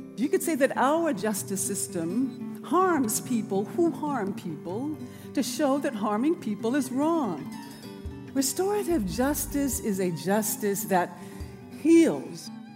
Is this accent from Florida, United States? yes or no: no; Birmingham, Alabama, United States; born or raised there; moved away; also born or lived in Oakland